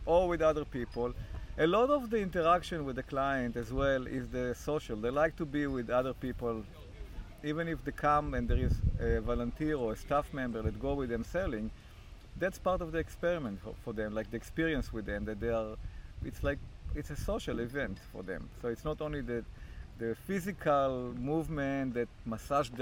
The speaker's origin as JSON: {"language": "English", "country": "Israel", "moved": "yes", "lives_now": "Canada", "said": "I'm from Israel originally"}